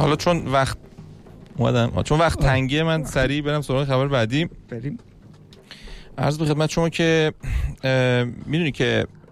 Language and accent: Persian; Iran; ما چون ایرانی هستیم